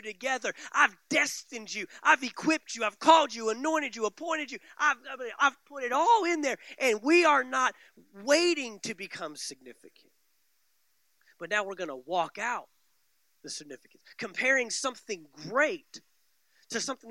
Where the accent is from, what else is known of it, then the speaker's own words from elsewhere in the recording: Dallas, Texas, United States; now in Valdosta, United States; I grew up in the Metroplex, the Dallas-Fort Worth Metroplex